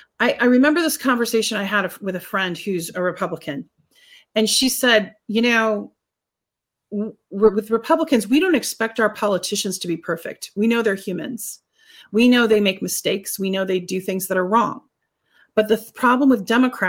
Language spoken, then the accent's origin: English; United States